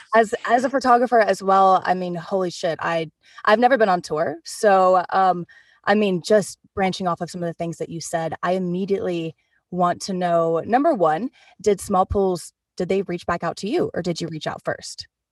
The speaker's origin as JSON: {"language": "English", "town": "Oklahoma City", "region": "Oklahoma", "country": "United States", "said": "we're both from Oklahoma City"}